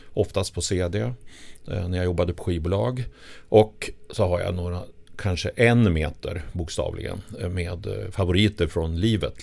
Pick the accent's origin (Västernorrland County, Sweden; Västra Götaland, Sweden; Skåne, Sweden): Västernorrland County, Sweden; Sundsvall; moved away as an adult; now in Stockholm, Sweden; Jag kommer från Sundsvall. Eh, och flyttade ner då 78